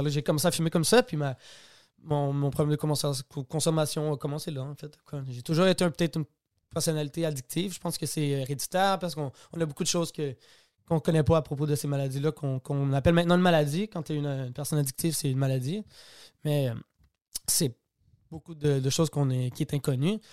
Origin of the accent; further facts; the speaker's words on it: Quebec, Canada; je suis québécois